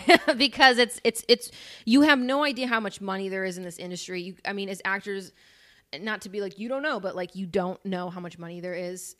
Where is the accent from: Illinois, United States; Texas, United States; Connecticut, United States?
Illinois, United States; northwest suburbs of Chicago, Northern; I'm from Illinois, like, Northern Illinois